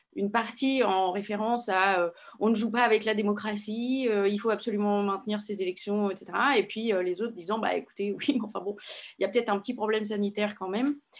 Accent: Paris, Île-de-France, France; je suis parisienne

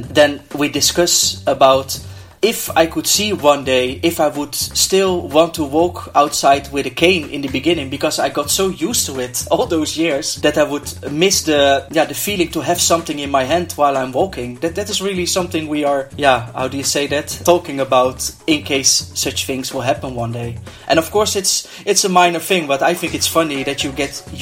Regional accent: Netherlands; I'm from the Netherlands.

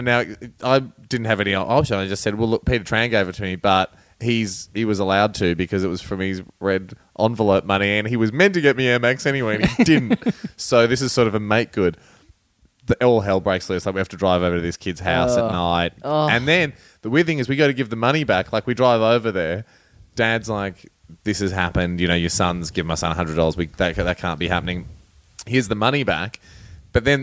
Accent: Melbourne, Victoria, Australia; I grew up in Glen Waverley.

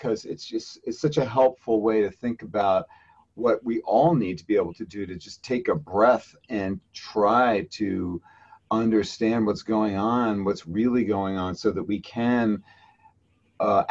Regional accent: New York City, New York, United States; growing up in Brooklyn, New York, in a lower middle class neighborhood.

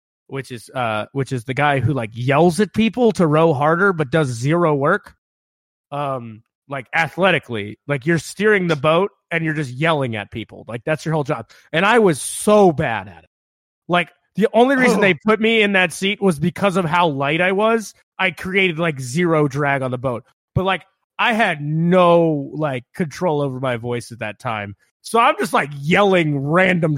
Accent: Woodbridge, Virginia, United States; moved away as an adult; now in Pacific Northwest, United States; I grew up on the Occoquan River

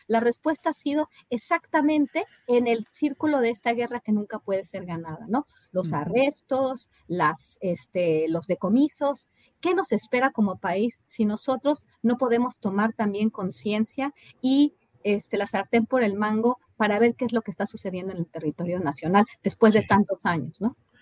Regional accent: Mexico; moved away as an adult; also born or lived in Rio Grande Valley, Texas; nosotros como mexicanos

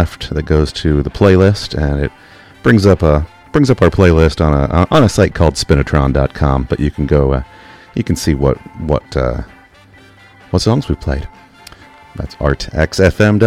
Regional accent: United Kingdom; now in United States; I grew up in Britain, so I was not able to give blood for years and years in the U.S.

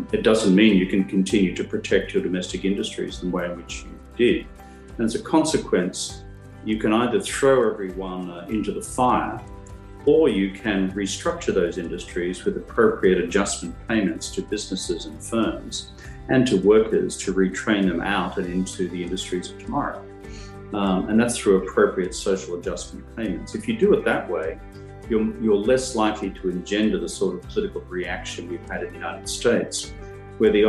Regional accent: Australia; as a child growing up in Australia

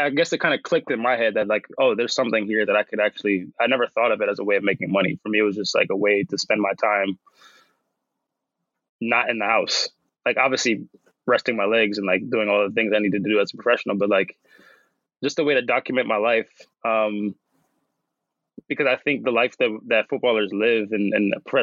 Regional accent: Washington, District of Columbia, United States; I'm going to be in DC, my hometown

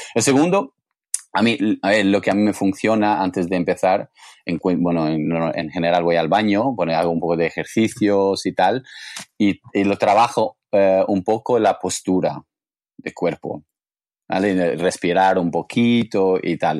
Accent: England, United Kingdom; Spanish is a second language; moved away as an adult; now in Barcelona, Spain; yo vengo de Inglaterra

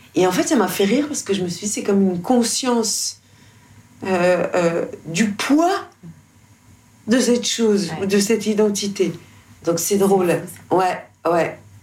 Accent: France; je suis française

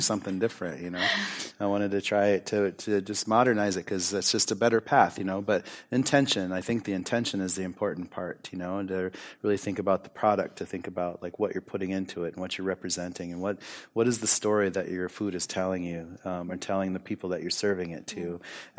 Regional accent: United States; growing up in the United States when I was younger

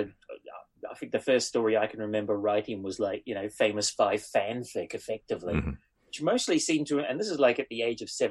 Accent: New Zealand; moved away; I grew up in New Zealand

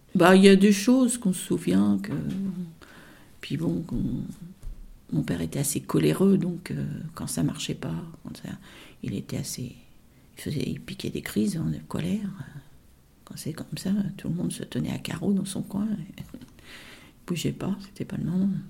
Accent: Rouen, Normandy, France; also born or lived in Duclair; je suis née moi à Rouen. Donc euh, après on est, on est descendu euh, à Duclerc

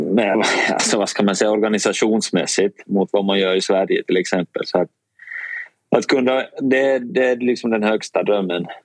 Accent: Finland; now in Sweden; jag är finsk och lite rakare

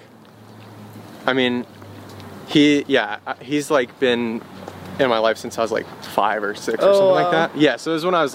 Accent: Fresno, California, United States; I was born in Fresno, California

